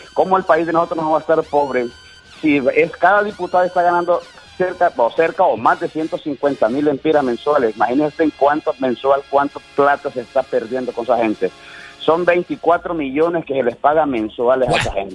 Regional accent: Puerto Cortés, Cortés, Honduras; yo soy porteño 100%

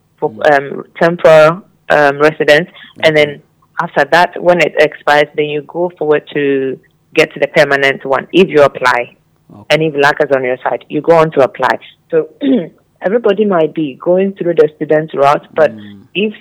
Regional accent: Ghana; we Ghanaians do, we're a bit... easy on

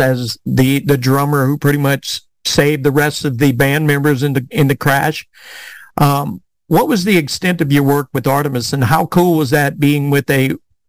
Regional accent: South Carolina, United States; So growing up in South Carolina, I mean, it's like, I did not know that.

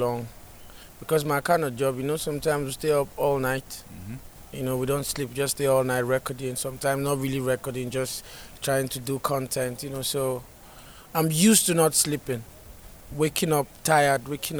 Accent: Nigeria; moved away as an adult; now in United States; I'm from Nigeria, I'm an Afrobeat artist

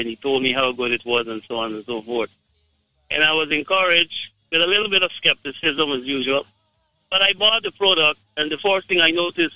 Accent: Guyana; I am from Guyana

